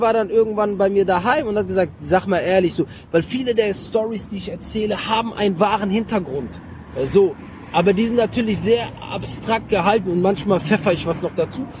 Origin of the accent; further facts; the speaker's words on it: Mönchengladbach, North Rhine-Westphalia, Germany; moved away as an adult; now in Cologne, Germany; ich bin in Mönchengladbach groß geworden